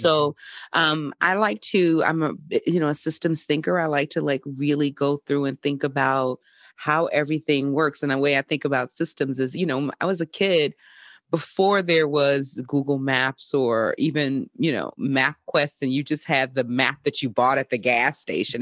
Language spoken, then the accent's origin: English; Mobile, Alabama, United States; moved away; also born or lived in California; my hometown of Mobile, Alabama